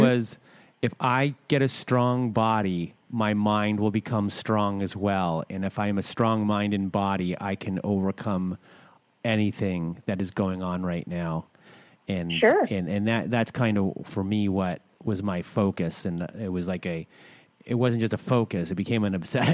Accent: Canada; I'm Canadian

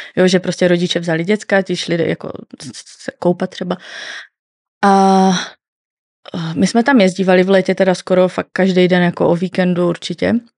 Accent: Northern Moravia, Czechia; já pocházím ze Severní Moravy

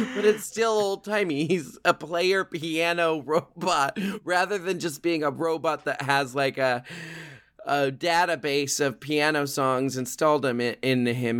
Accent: Portland, Oregon, United States; I grew up in Portland, Oregon.

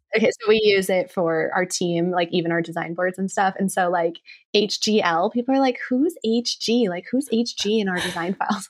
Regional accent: Reno, Nevada, United States; I grew up in Reno, Nevada, and I grew up actually kind of in the country, um, like, outside of town.

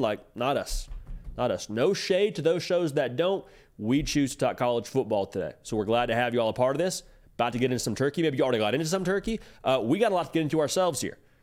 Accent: Georgia, United States; I grew up around Georgia, Georgia Tech

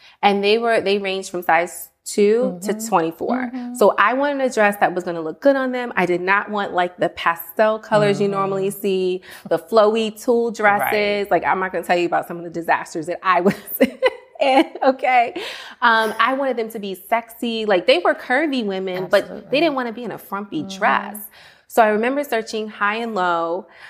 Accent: Silver Spring, Maryland, United States; also born or lived in Washington, D.C.; I grew up in Silver Spring. Okay. Spent a little bit of time in D.C. as well growing up. And yes, I'm a true DMV. I can actually say I'm from D.C.

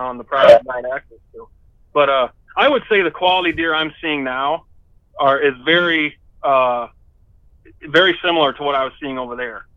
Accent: Indiana, United States; moved away as an adult; now in Michigan, United States; I grew up in Indiana

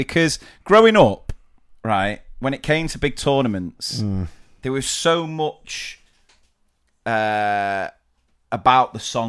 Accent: England, United Kingdom; We're from England.

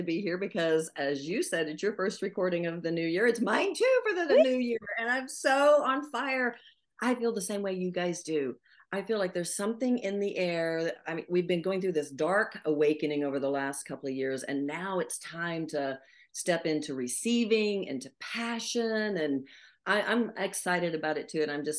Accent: the South, United States; I was raised in the South

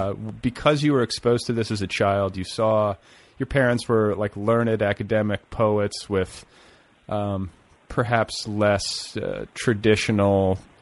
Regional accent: the Midwest, Indiana, United States; moved away; I was raised in the Midwest.

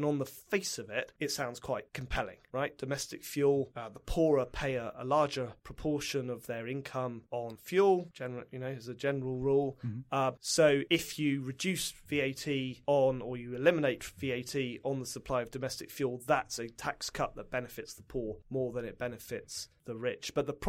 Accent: United Kingdom; now in United States; One of the huge irritations you have as a Brit in America

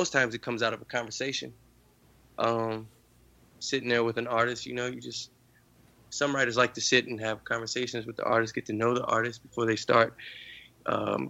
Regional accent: New Orleans, Louisiana, United States; growing up in New Orleans, I mean, you have a different experience

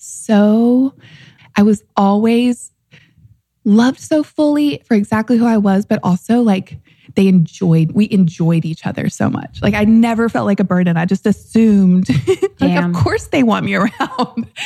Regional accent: St. Francisville, Louisiana, United States; moved away as an adult; But I grew up in the Deep South in St. Francisville, Louisiana

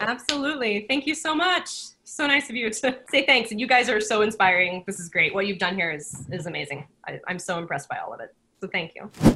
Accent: Texas, United States; also born or lived in New York; now in Oregon, United States; I grew up in Texas

